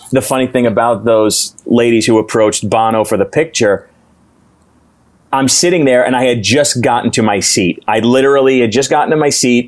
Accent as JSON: {"language": "English", "town": "New York City", "region": "New York", "country": "United States", "said": "We're from New York City"}